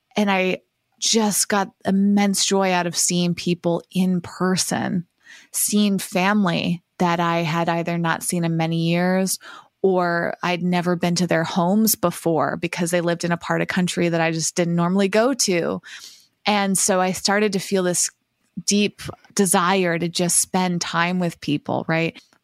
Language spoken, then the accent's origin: English; Massachusetts, United States; now in Los Angeles, United States; when I grew up in Massachusetts, it was the opposite 'cause I was in a small town